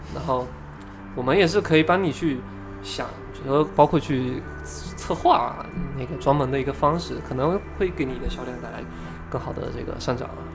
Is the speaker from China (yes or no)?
yes; Fujian, China; 我本身是福建人